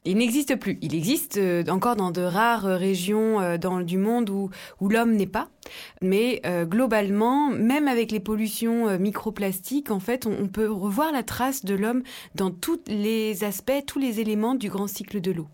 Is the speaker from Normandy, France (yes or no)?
no; Dijon, Bourgogne-Franche-Comté, France; depuis ma, tendre enfance en Bourgogne, en Côte d'Or, j'ai grandi à Dijon